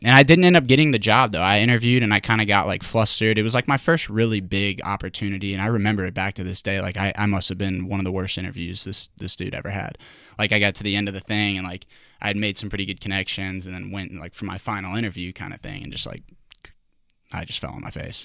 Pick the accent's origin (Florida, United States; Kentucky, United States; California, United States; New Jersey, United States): Kentucky, United States; Louisville; moved away as an adult; also born or lived in Augusta, Georgia / New York / Dallas, Texas / Missouri; born in, you know, but mostly raised in, in Louisville, Kentucky. I'm a Louisville guy through and through